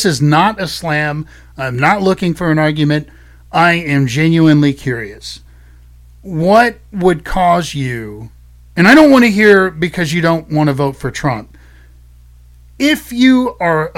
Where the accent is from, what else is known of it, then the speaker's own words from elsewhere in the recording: United States; I'm an American